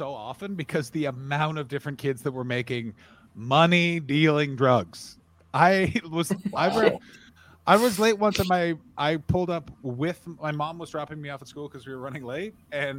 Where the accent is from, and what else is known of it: Glasgow, Scotland, United Kingdom; born or raised there